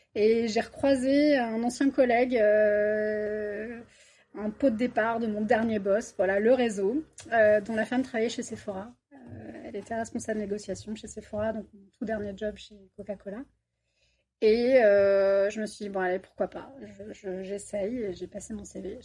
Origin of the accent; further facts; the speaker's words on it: Paris region, Île-de-France, France; moved away as an adult; also born or lived in Bordeaux; now in Toulouse, France; je suis toulousaine d'adoption, ça fait trois ans que je suis sur Toulouse et je viens de région parisienne